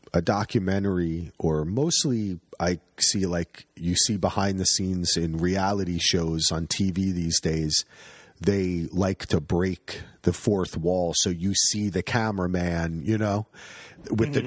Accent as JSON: {"language": "English", "area": "Union County", "region": "New Jersey", "country": "United States", "tie": "born or raised there", "also_born_or_lived": "New York", "moved": "yes", "lives_now": "Oregon, United States", "said": "not a lot of hunting in Union County, New Jersey"}